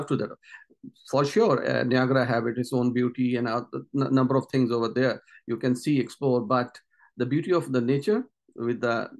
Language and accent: English; Pakistan; moved away as an adult; also born or lived in Montreal, Canada / Thousand Islands, Ontario, Canada; now in Canada; Basically, I'm from Pakistan, and I immigrated here in 2015.